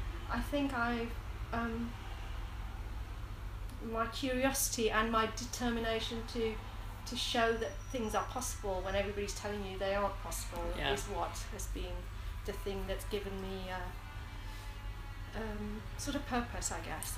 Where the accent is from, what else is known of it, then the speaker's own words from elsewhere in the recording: Smethwick, West Midlands, United Kingdom; moved away; also born or lived in Bradford; growing up in Smethwick